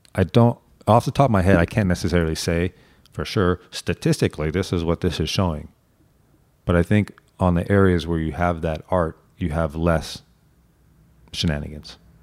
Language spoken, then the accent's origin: English; Santa Monica, California, United States; I was born and raised and now work in Santa Monica